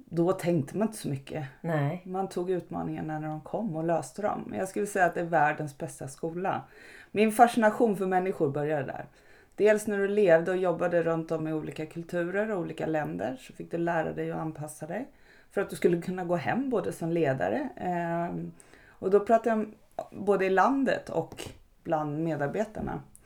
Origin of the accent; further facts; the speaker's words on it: Örebro, Örebro County, Sweden; i Örebro där jag kommer ifrån